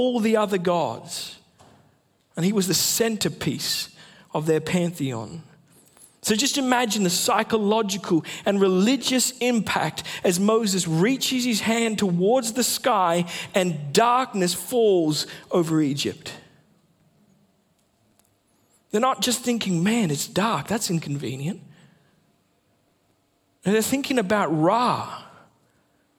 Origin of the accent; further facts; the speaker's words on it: Sunshine Coast, Queensland, Australia; moved away; also born or lived in Western Australia; I grew up on the Sunshine Coast, but I lived in WA for about 7 years.